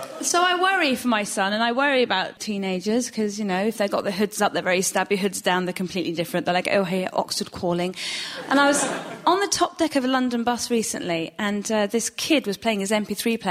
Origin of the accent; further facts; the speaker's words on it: Iran; now in United Kingdom; I'm from Iran and my husband's from Nottingham.